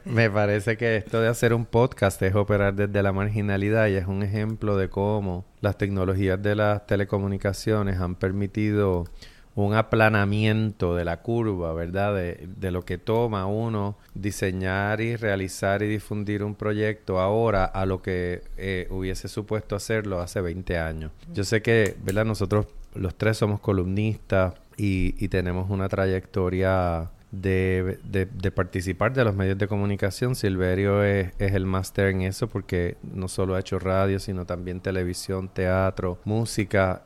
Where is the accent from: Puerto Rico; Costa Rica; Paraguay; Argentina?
Puerto Rico; San Juan; nací en San Juan, me crié en Santurce